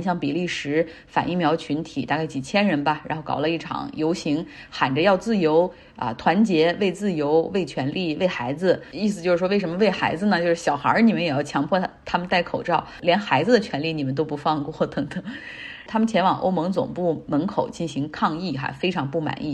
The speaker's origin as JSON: {"language": "Chinese", "town": "Harbin", "region": "Heilongjiang", "country": "China", "tie": "born or raised there", "moved": "yes", "lives_now": "United States", "said": "我的老家哈尔滨"}